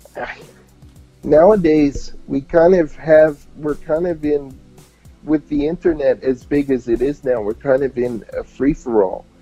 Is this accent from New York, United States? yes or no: yes; New York, United States; born or raised there; accent: New York; also born or lived in New Haven, Connecticut